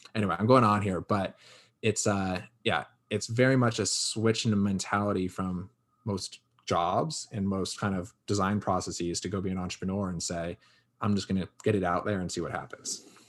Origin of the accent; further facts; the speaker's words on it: Connecticut, United States; Born and raised in Connecticut